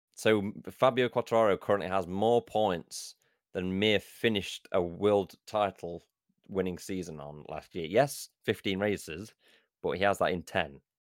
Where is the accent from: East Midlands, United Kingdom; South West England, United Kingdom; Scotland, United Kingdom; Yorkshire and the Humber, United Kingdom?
East Midlands, United Kingdom; Derbyshire; moved away as an adult; now in Brighton, United Kingdom; I'm going from Brighton back home to Derbyshire